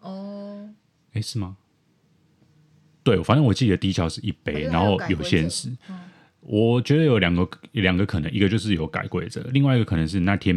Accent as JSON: {"language": "Chinese", "region": "Taipei", "country": "Taiwan", "said": "可能我台北人不太清楚什么是台南意面吧，嗯、因为我在台北吃到意面都是黄黄的"}